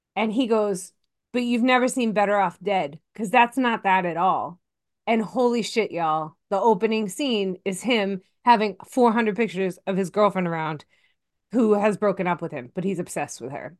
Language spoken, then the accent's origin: English; Massachusetts, United States; I'm from Massachusetts and everyone from Massachusetts is psychotic sports fan